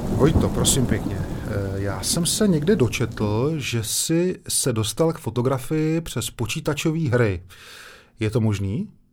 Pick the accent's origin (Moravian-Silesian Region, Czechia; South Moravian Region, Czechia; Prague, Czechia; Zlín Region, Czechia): South Moravian Region, Czechia; Brno; já jsem z Lesné